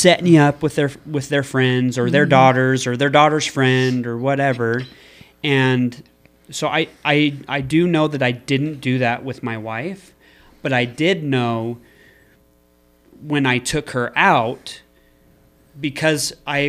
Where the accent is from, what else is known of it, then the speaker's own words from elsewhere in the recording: Scotland, United Kingdom; Yes! No way. We are Scottish.